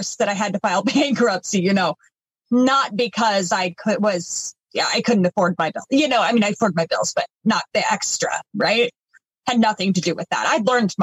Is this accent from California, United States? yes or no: no; East Coast, not far from Boston, Massachusetts, United States; moved away; We grew up on the East Coast. Everything was pretty fast paced out there, not far from Boston.